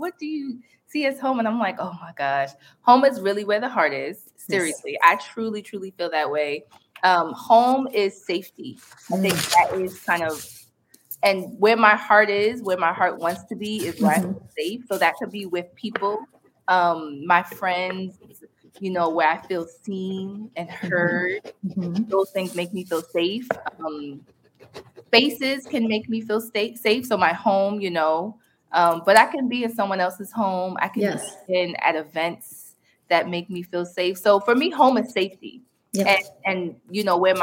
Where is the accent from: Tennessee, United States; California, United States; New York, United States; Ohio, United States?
New York, United States; New York City; growing up on Staten Island